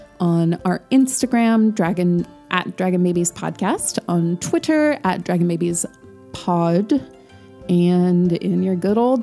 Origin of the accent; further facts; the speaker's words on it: United States; we didn't get into this in our discussion because we are American